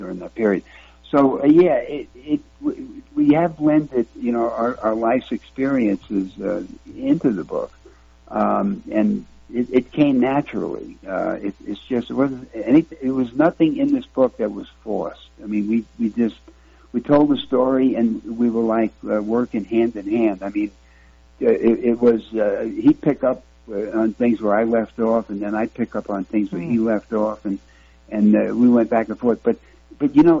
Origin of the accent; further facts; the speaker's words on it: New York City, New York, United States; now in Arizona, United States; I grew up in Kings County, so I speak the King's English